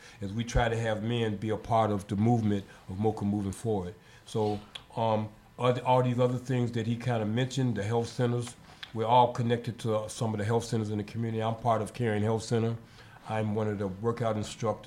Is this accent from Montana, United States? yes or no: no; Chicago, Illinois, United States; moved away; It's funny you mentioned Chicago because that is my home. That is my hometown.